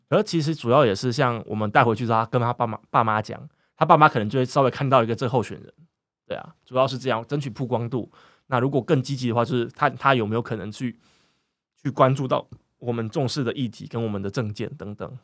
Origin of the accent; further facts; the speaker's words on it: northern Taiwan, Taiwan; moved away as an adult; 我是北部人，那我到，那时候是到南，南部念书